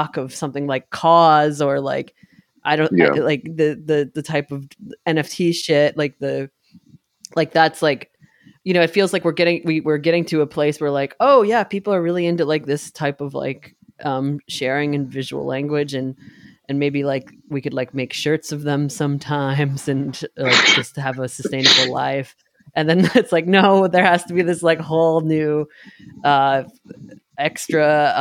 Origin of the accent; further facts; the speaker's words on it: New York, United States; growing up in New York and being able to go